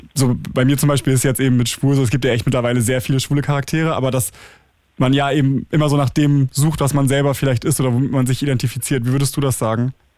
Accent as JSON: {"language": "German", "region": "Schleswig-Holstein", "country": "Germany", "tie": "born or raised there", "said": "ich bin ja in Schleswig-Holstein zur Schule gegangen"}